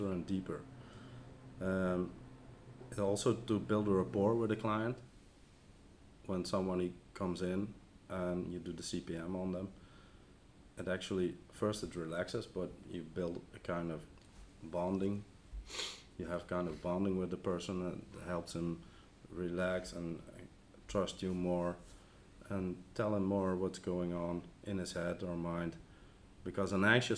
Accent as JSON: {"language": "English", "town": "Bergeijk", "region": "North Brabant", "country": "Netherlands", "said": "I'm from Bergijk."}